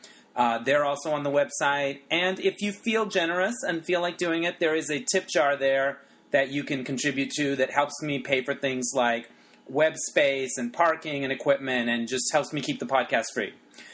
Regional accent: Holbrook, Arizona, United States; I grew up in Arizona

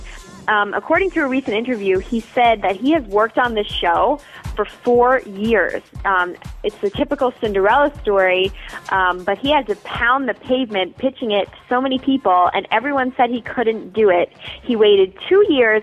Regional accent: Long Island, New York, United States; I actually am from New York, and I grew up in Long Island

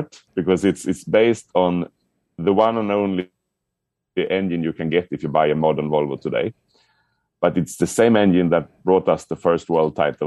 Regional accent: Sweden; I'm from Sweden.

